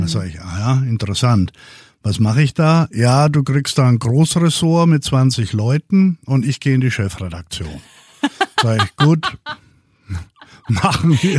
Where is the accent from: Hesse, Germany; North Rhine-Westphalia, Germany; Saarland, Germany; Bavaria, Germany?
Bavaria, Germany; Würzburg; aus Würzburg, wo ich herkomme